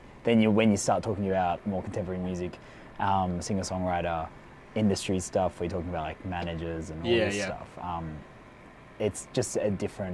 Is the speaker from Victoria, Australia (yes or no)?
yes; Melbourne, Victoria, Australia; I come from Melbourne, Australia.